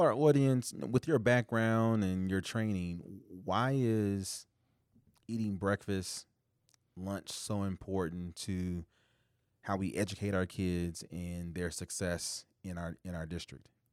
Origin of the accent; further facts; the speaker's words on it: Indianapolis, Indiana, United States; now in Iowa, United States; growing up in Indianapolis, Indiana